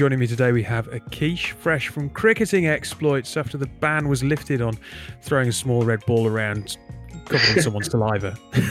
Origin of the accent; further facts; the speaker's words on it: northern Britain, the north of England, United Kingdom; As a northern white British bloke